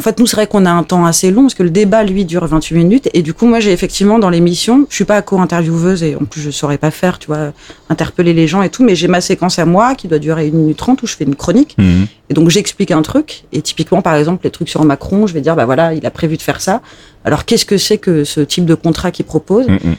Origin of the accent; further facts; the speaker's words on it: Alsace, Grand Est, France; j'ai grandi en Alsace